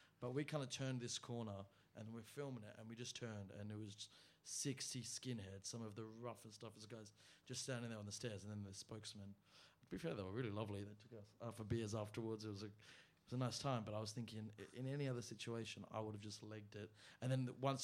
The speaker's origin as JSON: {"language": "English", "country": "Australia", "said": "I'm Australian, I'm of Yemenite and Israeli heritage"}